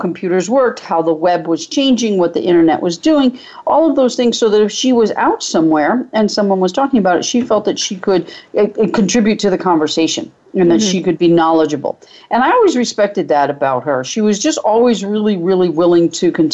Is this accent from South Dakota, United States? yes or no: no; New Bedford, Massachusetts, United States; I grew up in New Bedford, Massachusetts, which is just before you get to the Cape